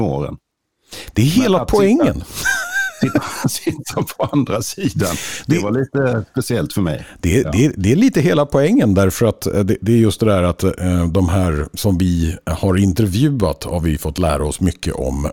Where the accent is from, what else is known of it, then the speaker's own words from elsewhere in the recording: Skåne, Sweden; jag då är dessutom skåning